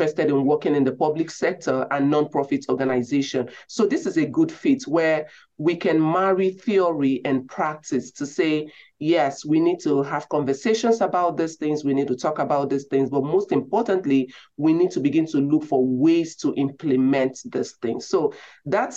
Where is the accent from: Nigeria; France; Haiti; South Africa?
Nigeria; moved away; I grew up in Nigeria, grew up in a home with very limited resources.